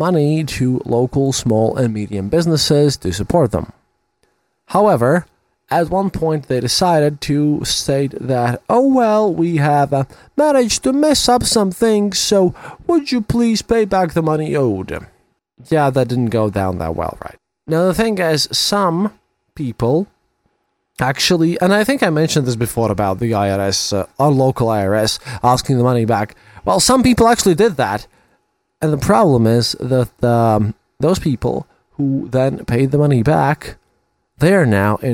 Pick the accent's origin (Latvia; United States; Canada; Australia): Latvia